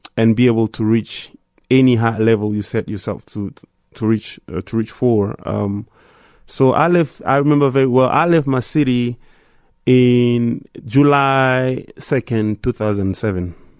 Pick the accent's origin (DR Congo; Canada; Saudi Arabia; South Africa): DR Congo; Goma, North Kivu; moved away; growing up in Goma